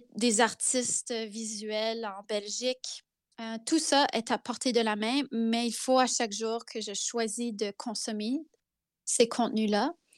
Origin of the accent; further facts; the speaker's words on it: Zenon Park, Saskatchewan, Canada; first language French; also born or lived in Carrot River, Saskatchewan; je suis née à la rivière Carotte, en Saskatchewan, Carrot River. Euh, c'est écrit sur mon passeport. Euh, et j'ai vécu toute mon enfance à Zenon Park.